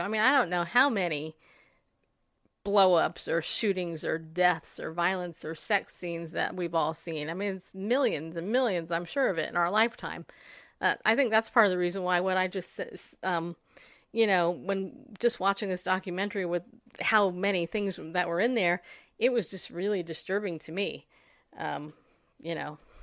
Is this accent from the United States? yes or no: yes; United States; as an American, when I was in school, I was taught the Pledge of Allegiance